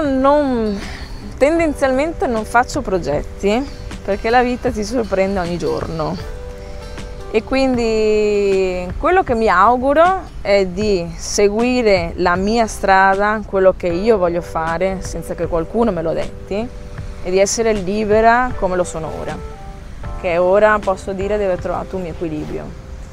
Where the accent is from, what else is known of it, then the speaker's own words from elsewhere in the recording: Italy; moved away as an adult; now in Lanzarote, Spain; la mia terra la amo, lo ripeterò sempre, io l'Italia la amo